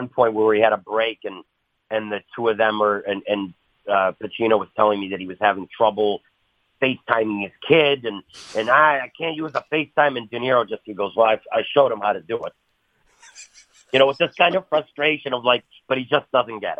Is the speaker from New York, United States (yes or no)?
yes; Buffalo, New York, United States; I'm from Buffalo